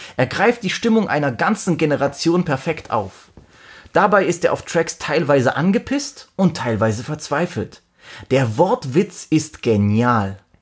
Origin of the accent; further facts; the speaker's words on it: Germany; ich bin auch Deutscher